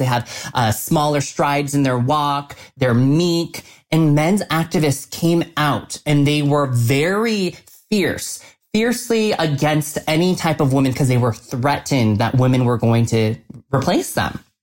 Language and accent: English; Colorado Springs, Colorado, United States; growing up in Colorado Springs, Colorado, and being the lone Asian face